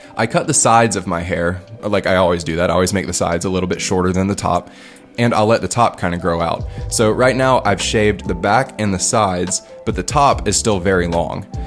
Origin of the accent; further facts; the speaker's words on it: United States; moved away as an adult; now in Liberia; me being an American